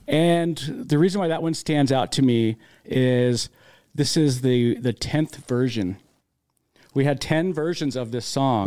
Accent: Las Vegas, Nevada, United States; now in Utah, United States; I grew up in Las Vegas

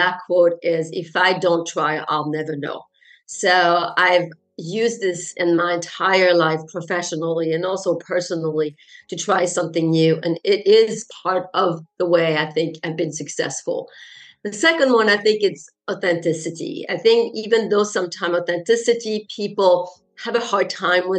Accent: France; first language French; English is a second language; now in Netherlands; I'm French and my mother tongue is, of course, French.

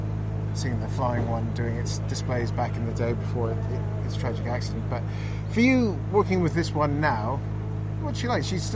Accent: Canada; being a Canadian

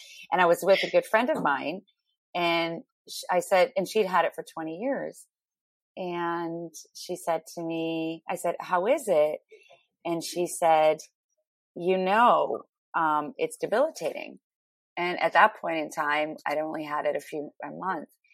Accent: Ottawa, Ontario, Canada; moved away as an adult; also born or lived in Toronto / New York City; I'm from Ottawa, Canada

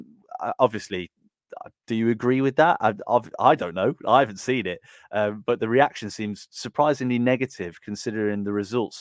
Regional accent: Burton upon Trent, West Midlands, United Kingdom; I mean, I'm from Burton, so I know a lot of Burton fans

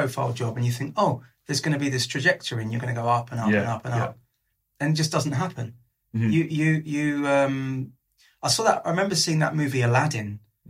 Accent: London, United Kingdom; I'm from North London. Northwest London, North London

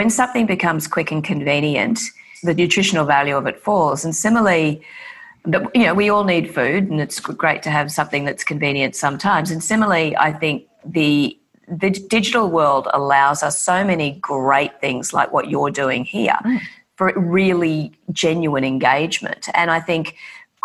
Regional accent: Brisbane, Queensland, Australia; I grew up in Brisbane

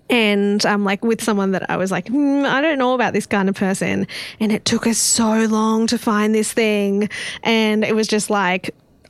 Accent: Newcastle, New South Wales, Australia; I'm from Newcastle

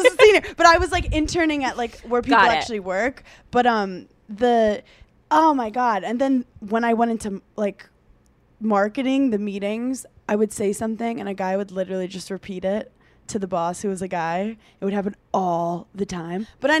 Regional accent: Brooklyn, New York, United States; I'm from Brooklyn. That's like where basketball originated. But like my grandpa used to coach basketball in schools in Brooklyn. So anyway, I was born around it.

